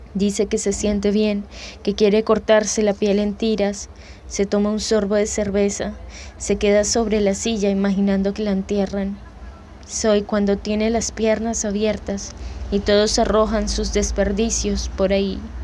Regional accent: Bogotá, Colombia; moved away; soy de Bogotá, Colombia.

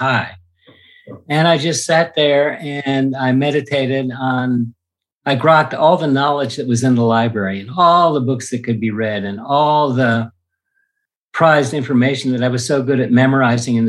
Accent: East Coast, United States; I grew up on the East Coast in a upper class, middle class, white Anglo-Saxon Protestant family in the 50s

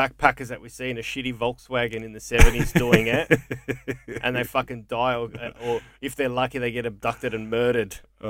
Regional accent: Coburg, Victoria, Australia; I grew up in Coburg on a street called Deacon Street, mm-hmm. and in Deacon Street in Coburg, that we'd run out.

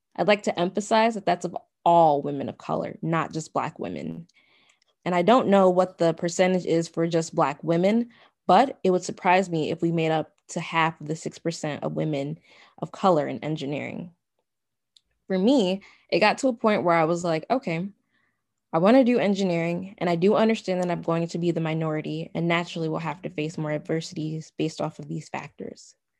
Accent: United States; My ethnicity is Nigerian, but then there comes my nationality. Well, my nationality is American

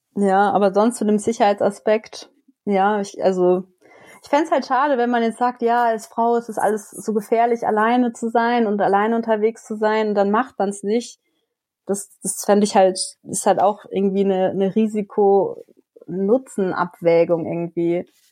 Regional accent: Germany; now in Grenoble, France; in meiner Heimatregion

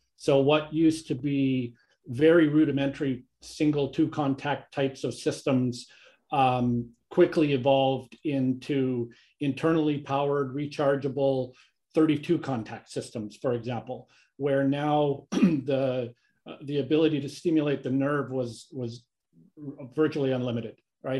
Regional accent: Canada; moved away as an adult; also born or lived in Kingston, Canada / Calgary, Canada; now in United States; I'm Canadian. I've been living in the U S since for about twenty-plus years

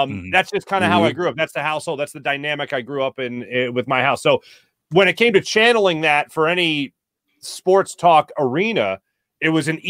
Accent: Ambler, Pennsylvania, United States; I'm originally from Ambler, Pennsylvania, Madison Avenue

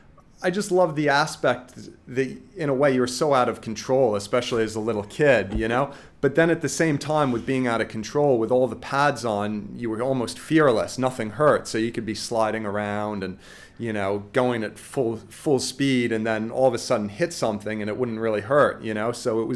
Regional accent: New York, United States; Well, growing up in New York, hockey was the first sport I played.

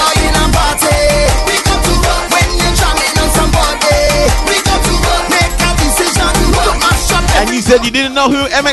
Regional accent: Trinidad & Tobago; I'm from Trinity.

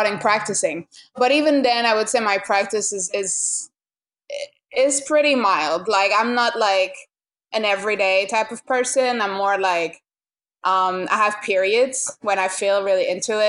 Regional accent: France; moved away as an adult; now in New York, United States; Growing up in France and just like being a woman in France

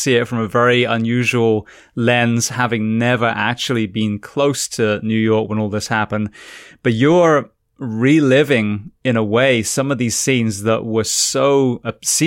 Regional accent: England, United Kingdom; also born or lived in California; now in United States; I'm from England.

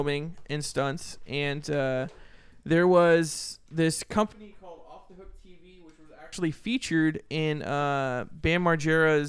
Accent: Sacramento, California, United States; I grew up in the scene here in Sacramento, since I was in junior high

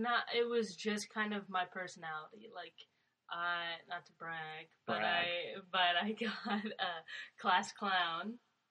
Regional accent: Shipman, Illinois, United States; also born or lived in Virginia; So I was born in Virginia. Okay. And then stayed in Illinois, lived in Illinois with my mom.

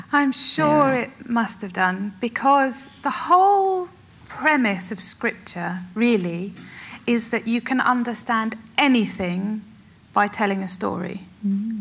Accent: Essex, East of England, United Kingdom; I was born and brought up in Essex

